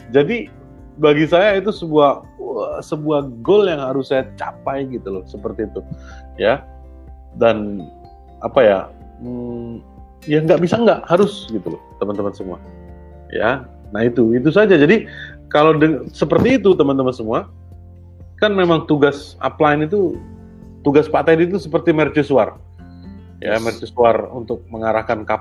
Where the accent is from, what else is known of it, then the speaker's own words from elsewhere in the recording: Yogyakarta, Special Region of Yogyakarta, Indonesia; Saya loh orang Jogja gitu ya